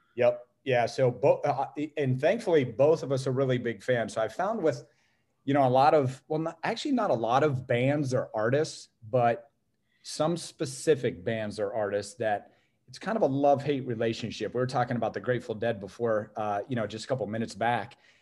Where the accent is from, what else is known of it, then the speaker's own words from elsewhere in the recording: Youngstown, Ohio, United States; also born or lived in Canfield, Ohio; born and raised in Youngstown, Ohio, went to, uh, inner city schools